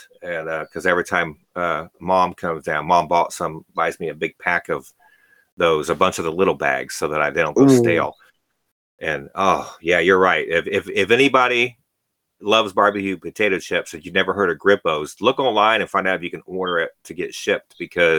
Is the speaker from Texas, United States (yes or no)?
no; Dayton, Ohio, United States; moved away; I'm from the Dayton area, Ohio, Dayton, Ohio area